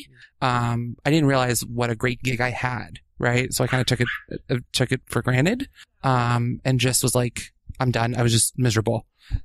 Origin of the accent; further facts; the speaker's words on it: Washington, District of Columbia, United States; I grew up in D.C., just outside D.C. in the burbs